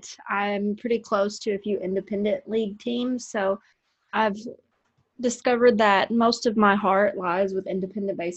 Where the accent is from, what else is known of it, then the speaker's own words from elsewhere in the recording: Paducah, Kentucky, United States; I cover local high school sports in my hometown of Paducah, Kentucky